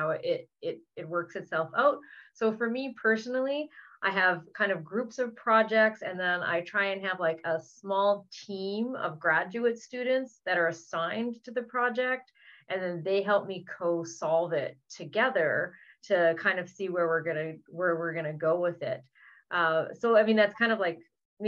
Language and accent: English; British Columbia, Canada; now in Ottawa, Canada; I'm originally from British Columbia, which has a lot of nice weather, but I now live in Ontario.